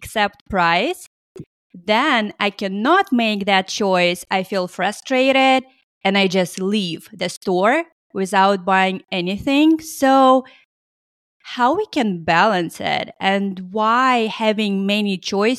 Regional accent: Russia; now in United States; I grew up in Russia

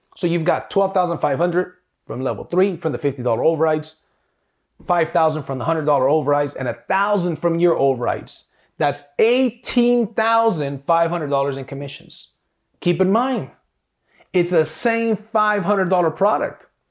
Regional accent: South Gate, California, United States; I grew up on Alameda and 92nd. For those of you guys that know, this is Southgate, California

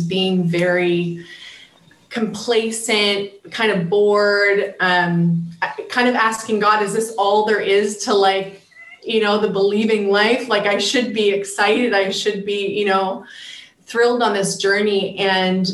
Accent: Canada; now in Israel; I'm Canadian

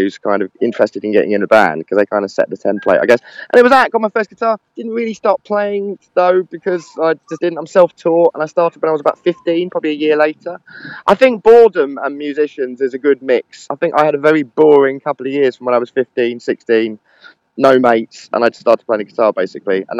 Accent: London, United Kingdom; also born or lived in Camden Town, London; I'm from Edgware originally, so I'm from the furthest point of North London

